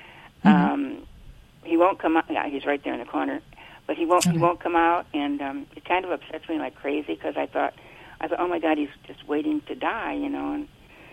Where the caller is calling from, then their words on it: Buena Park, California, United States; Buena Park, California.